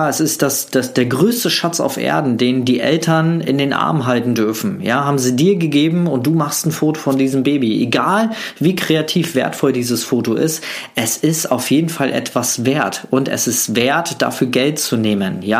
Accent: Germany; Ich komme aus der DDR, ja. Ich bin äh, ein DDR-Flüchtling und meine Mutter ist mit mir noch vor der Wende über die Grenze geflohen.

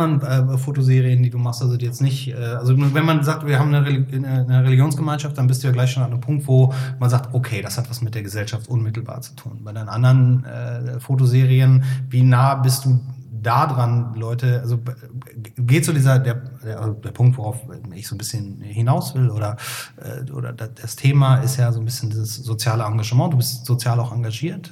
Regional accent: Cologne, North Rhine-Westphalia, Germany; now in Hamburg, Germany; ich komme ja aus dem Helier Kölle, da ist ja jeder katholisch

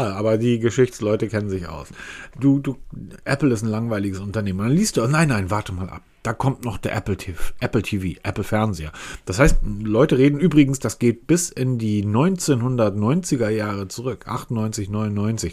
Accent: Hamburg, Germany; ich bin Hamburger

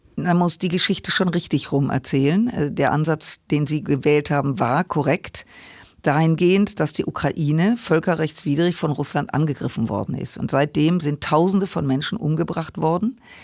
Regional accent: Germany; wir als Deutsche

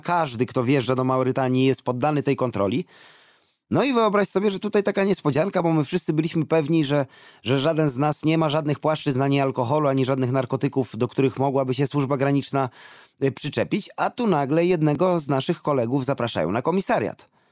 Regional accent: Poland; my z Polski, z Europy

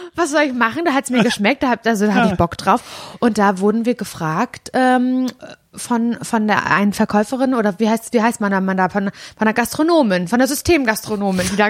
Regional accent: Parchim, Mecklenburg-Vorpommern, Germany; also born or lived in Möderitz; Davor hab ich mit meinen Eltern, äh, in der Weststadt in Parchim gewohnt.

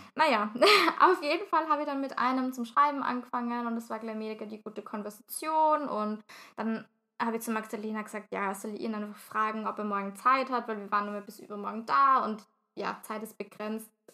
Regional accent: Vienna, Austria; ich jetzt als Wienerin

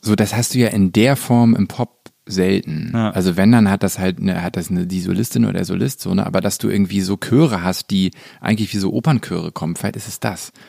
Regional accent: Hamburg, Germany; ich bin ja in Hamburg groß geworden

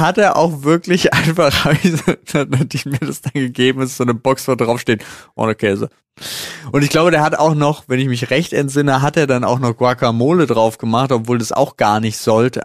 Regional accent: Berlin, Germany; Ich so als geborener Berliner

